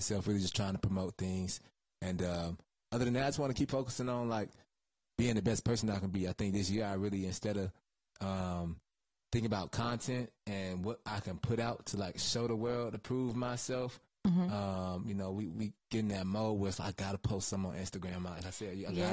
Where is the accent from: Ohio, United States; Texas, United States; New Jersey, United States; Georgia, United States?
Georgia, United States; Henry County; also born or lived in Dunwoody, Georgia / Atlanta, Georgia; we moved to Henry County when I was like 3.